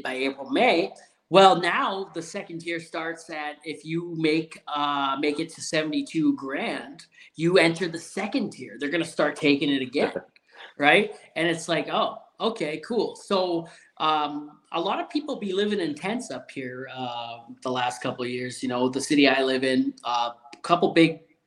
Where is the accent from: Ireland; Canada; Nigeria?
Canada; I'm Canadian